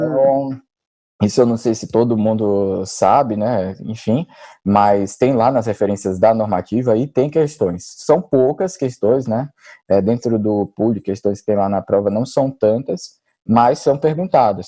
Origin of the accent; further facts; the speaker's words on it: Maceió, Alagoas, Brazil; moved away as an adult; now in São Paulo, Brazil; eu sou natural de Maceió, na verdade. Eu acabei vindo para São Paulo para fazer residência e continuei aqui.